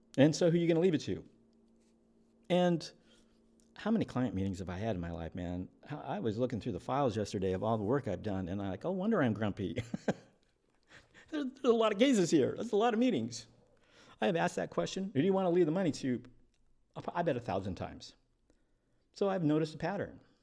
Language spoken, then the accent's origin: English; eastern Washington, United States; I was raised by a single parent in a little crappy town in eastern Washington